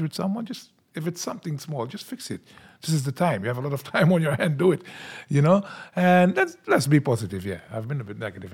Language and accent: English; Senglea, Malta; We came from Sanglia, from the south, and we were always, we had, we had this stigma about us as well